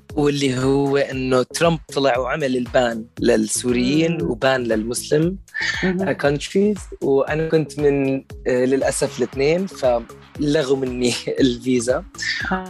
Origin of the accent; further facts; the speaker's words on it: Syria; also born or lived in Damascus / Qatar / United States; now in United Kingdom; انا من سوريا اطلع لامريكا